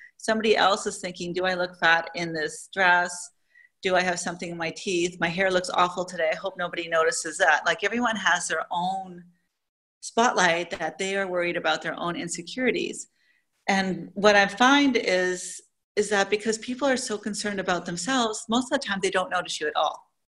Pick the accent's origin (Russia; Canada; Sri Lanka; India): Canada; moved away as an adult; now in Saudi Arabia; I'm originally from Canada, but I haven't lived in Canada maybe in 20 years